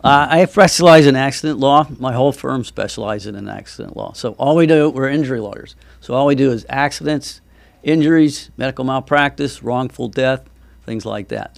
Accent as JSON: {"language": "English", "area": "Treasure Coast", "region": "Florida", "country": "United States", "tie": "born or raised there", "said": "I grew up on the Treasure Coast."}